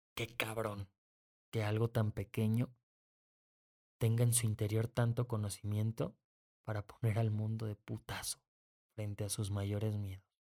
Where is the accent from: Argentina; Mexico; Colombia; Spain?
Mexico; soy mexicano.